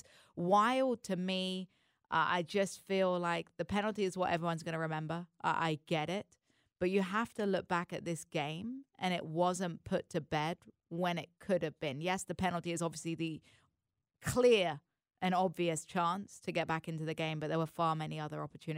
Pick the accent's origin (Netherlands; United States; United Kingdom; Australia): United Kingdom; England; I think that's what makes it hurt so much as an English fan, right?